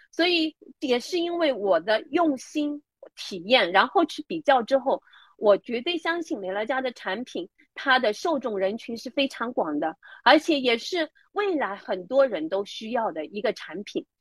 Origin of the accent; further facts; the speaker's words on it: Hangzhou, Zhejiang, China; 我是来自杭州的